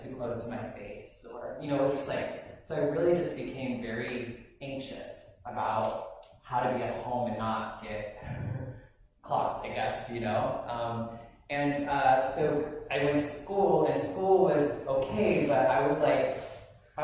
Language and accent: English; Wendell, Idaho, United States; moved away; I grew up in Wendell, Idaho